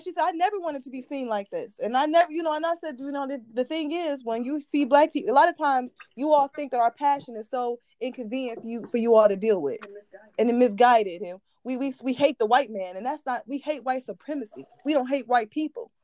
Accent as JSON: {"language": "English", "region": "Ohio", "country": "United States", "said": "I'm from Ohio"}